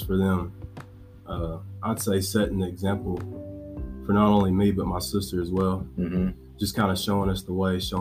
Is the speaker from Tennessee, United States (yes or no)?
yes; Dickson, Tennessee, United States; I'm from Dixon, Tennessee, which is, you know, for those of the people that don't know where Dixon is, it's just 30-35 minutes from Nashville